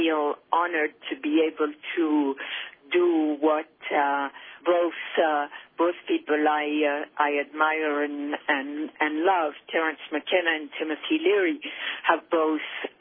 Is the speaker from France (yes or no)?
yes; Paris, Île-de-France, France; moved away; I grew up in Paris, which I found to be a privilege because Paris is such a beautiful city